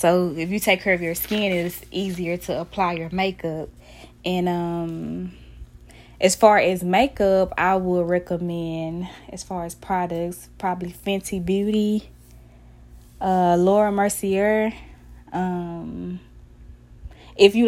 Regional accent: Dallas, Texas, United States; I'm from Dallas, Texas

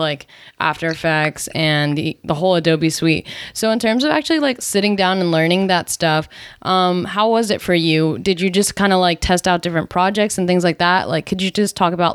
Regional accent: New Jersey, United States; I grew up in New Jersey

